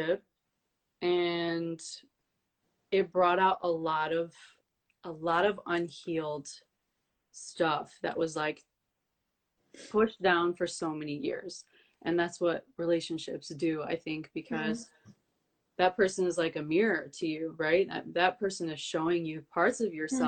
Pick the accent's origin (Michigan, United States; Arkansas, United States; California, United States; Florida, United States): Michigan, United States; Detroit; moved away as an adult; also born or lived in New York / Montenegro (ancestry); I'm from Detroit. I was born and raised in Detroit, but I moved to New York for like 6 years